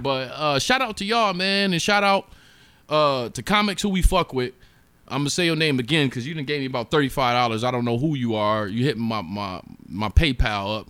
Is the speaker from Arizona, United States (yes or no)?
no; Buffalo, New York, United States; moved away; I'm from Buffalo, New York